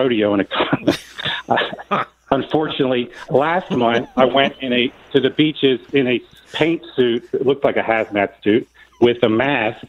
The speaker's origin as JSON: {"language": "English", "region": "Florida", "country": "United States", "said": "I'm a second generation Floridian. I've got young kids here. I've got my parents here."}